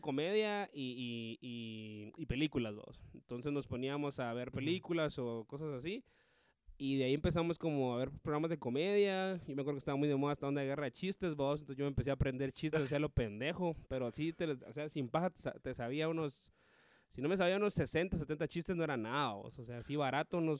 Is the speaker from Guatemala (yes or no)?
yes; Guatemala; comediante de aquí de Guate